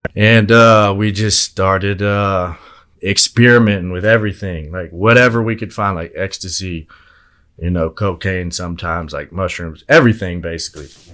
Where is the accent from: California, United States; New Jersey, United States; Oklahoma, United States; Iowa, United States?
Oklahoma, United States; Altus; I'm from Altus originally